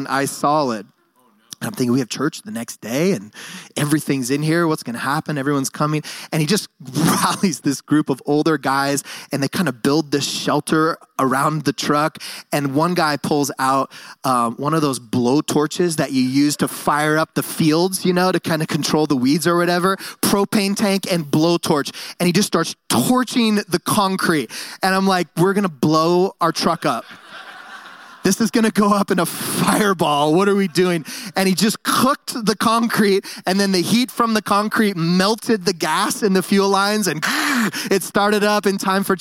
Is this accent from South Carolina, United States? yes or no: no; San Francisco Bay Area, California, United States; also born or lived in Bend, Oregon; now in Nampa, United States; I grew up in the San Francisco Bay Area. I was a city boy, and then my family moved to Bend, Oregon